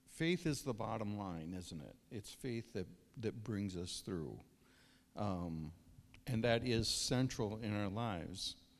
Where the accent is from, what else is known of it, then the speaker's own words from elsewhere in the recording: Verndale, Minnesota, United States; also born or lived in Pine River; I grew up in Verndale, farm kid